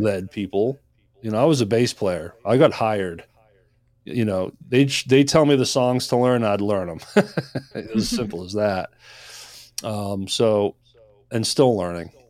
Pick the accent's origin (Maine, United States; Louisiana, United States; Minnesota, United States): Maine, United States; moved away as an adult; also born or lived in Nashville, Tennessee; I moved to Nashville, Tennessee from Maine. I grew up in Maine